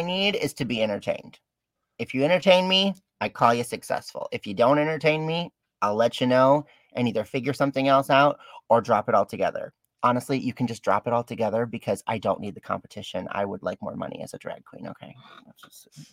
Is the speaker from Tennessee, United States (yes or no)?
no; Detroit, Michigan, United States; I'm actually born and raised down in uh, Detroit